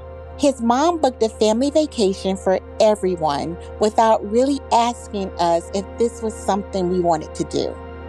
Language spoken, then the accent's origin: English; North Carolina, United States; Hi, Headspace. … I'm from North Carolina.